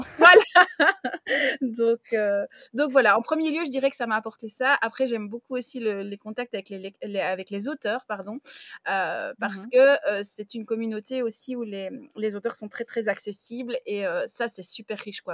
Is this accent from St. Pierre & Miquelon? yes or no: no; Belgium; j'ai 33 ans, je suis belge